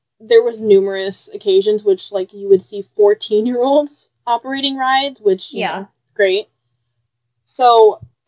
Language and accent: English; Chicago, Illinois, United States; We're from Chicago